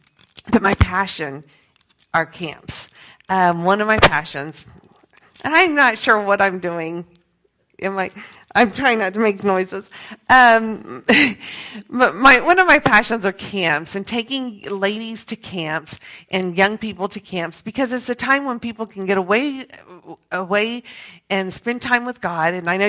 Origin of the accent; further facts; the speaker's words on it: Peru; Okay, so I grew up in Peru as a missionary kid, and so I had the privilege of already knowing a lot of the language, already knowing the culture